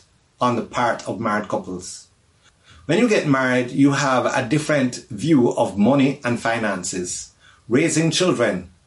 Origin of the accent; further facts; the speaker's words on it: Jamaica; now in Los Angeles, United States; I'm from Jamaica.